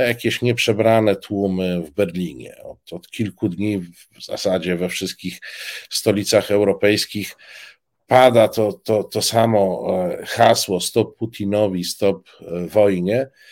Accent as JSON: {"language": "Polish", "region": "eastern Poland", "country": "Poland", "said": "Obaj pochodzimy z, z, z Polski Wschodniej"}